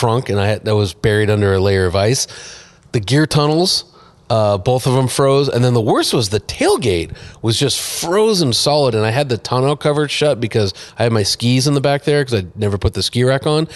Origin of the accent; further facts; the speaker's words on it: Southern California, United States; I'm from Southern California